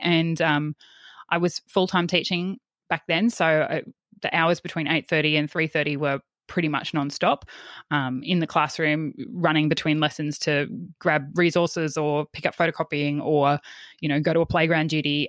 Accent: Yeppoon, Queensland, Australia; I grew up in Yppoon, uh, which is on the central Queensland coast.

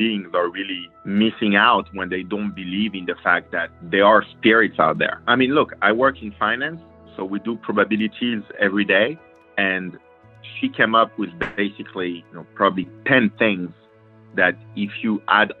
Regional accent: New York, United States; I'm from New York.

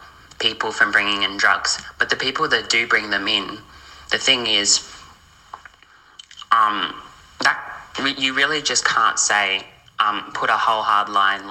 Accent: Australia; I'm from Australia

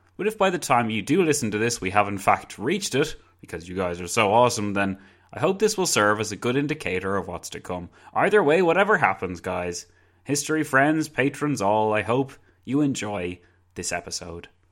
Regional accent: Ireland; As an Irishman

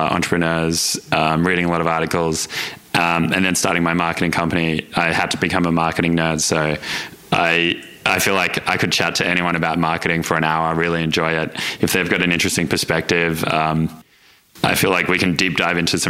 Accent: Melbourne, Victoria, Australia; So I just grew up in Melbourne, kind of normal Melbourne upbringing, I guess. I lived in Doncaster

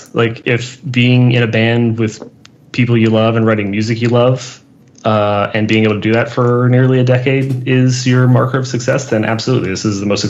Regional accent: Baltimore, Maryland, United States; now in California, United States; we were in bands for all of our childhood when we were growing up in Baltimore, Maryland, on the East Coast. And then when we both moved to California

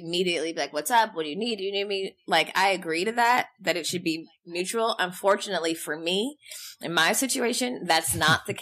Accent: Los Angeles, California, United States; I'm from

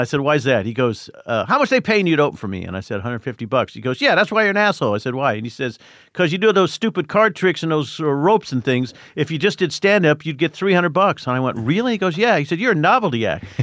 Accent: Indiana, United States; I grew up in Indiana.

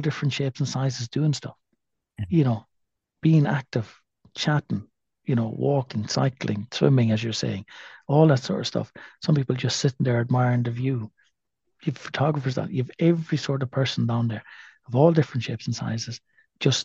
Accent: Athlone, Westmeath, Ireland; now in Galway, Ireland; I'm a Westmead man. I'm an Athlone man

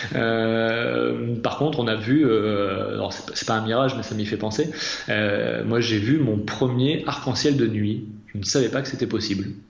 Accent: Massif Central, France; j'ai grandi dans le Massif Central

